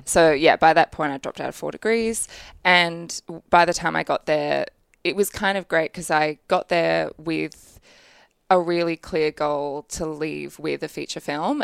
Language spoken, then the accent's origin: English; Brisbane, Queensland, Australia; I grew up in Brisbane